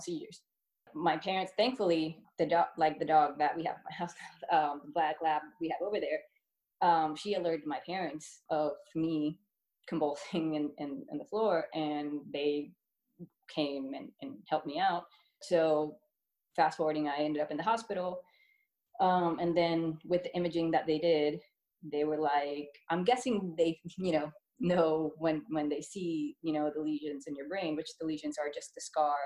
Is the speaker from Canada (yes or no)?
no; Puerto Rico; moved away; also born or lived in Florida; I was born and raised in Puerto Rico, where then we moved to Florida because my dad Air Force